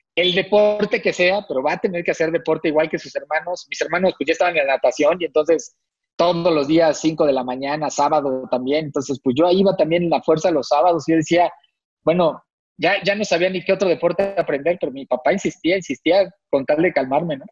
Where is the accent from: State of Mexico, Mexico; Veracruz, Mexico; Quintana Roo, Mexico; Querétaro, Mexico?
State of Mexico, Mexico; Tlalnepantla; Yo soy del Estado de México, acá por Tlanepantla